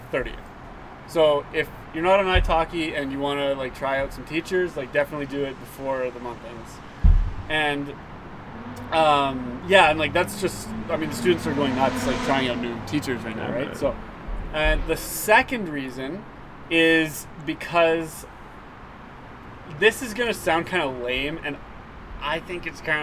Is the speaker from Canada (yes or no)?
yes; Canada; I'm a Canadian guy